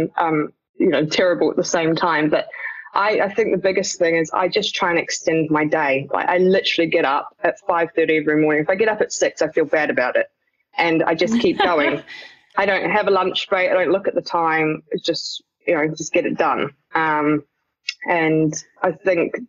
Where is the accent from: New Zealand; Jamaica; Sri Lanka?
New Zealand; moved away as an adult; now in United Kingdom; I'm a Kiwi.